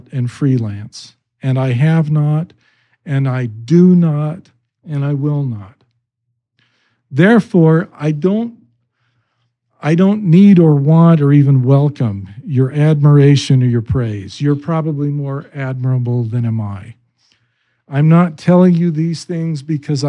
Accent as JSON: {"language": "English", "region": "Idaho", "country": "United States", "tie": "born or raised there", "said": "I grew up in Idaho"}